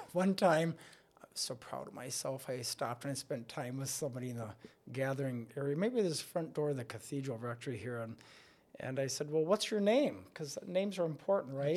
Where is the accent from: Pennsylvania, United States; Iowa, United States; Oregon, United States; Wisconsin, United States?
Wisconsin, United States; Stanley; moved away as an adult; now in La Crosse, United States; I hail from up by Stanley Boyd area and um, grew up as a kid in a very small rural country parish